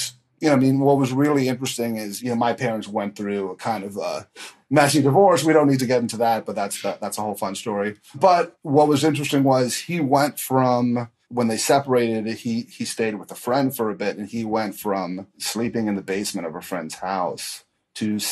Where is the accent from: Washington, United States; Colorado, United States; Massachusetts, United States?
Massachusetts, United States; Newton; moved away as an adult; now in Los Angeles, United States; I'm from a nice suburb of Boston, Newton, Massachusetts